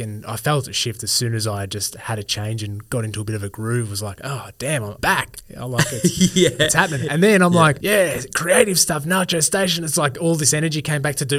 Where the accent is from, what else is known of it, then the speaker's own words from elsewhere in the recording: Eaglehawk, Victoria, Australia; I grew up in Eagle Hawk